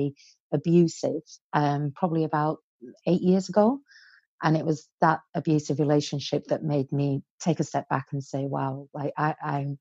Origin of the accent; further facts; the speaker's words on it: Barrow-in-Furness, North West England, United Kingdom; also born or lived in Iran; I was born in Iran to a Persian father and an English mother. And when I was 10 years old, the war had broken out in Iran, and my mum said, okay, I'm taking the children to England. So we came and lived in England